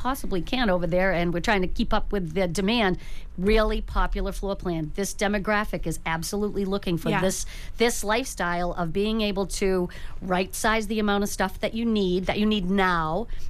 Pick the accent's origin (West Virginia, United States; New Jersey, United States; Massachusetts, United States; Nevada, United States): Massachusetts, United States; Brockton; moved away as an adult; now in Hanover, United States; I'm from Brockton originally, but Jim and I both live in Hanover, and we've been there for about 30 years